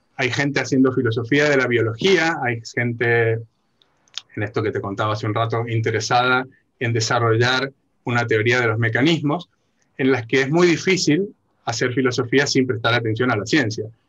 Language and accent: Spanish; Argentina; como buen argentino